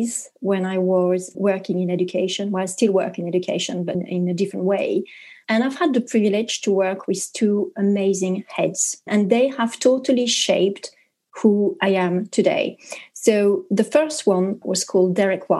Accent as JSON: {"language": "English", "country": "France", "second_language": "English", "moved": "as an adult", "lives_now": "United Kingdom", "said": "I'm French, but I am here in the UK"}